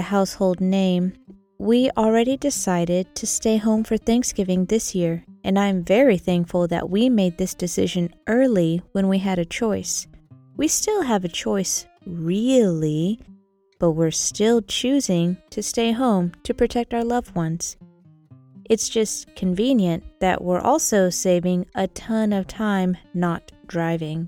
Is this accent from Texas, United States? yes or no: yes; Texas, United States; we're from Texas